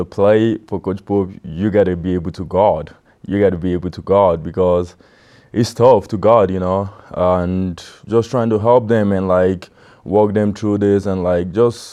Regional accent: Nigeria; moved away; being a Nigerian

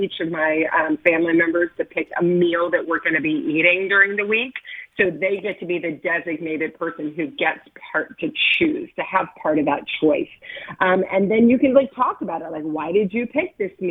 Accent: Kentucky, United States; I grew up in Kentucky and we had dinner 5 o'clock

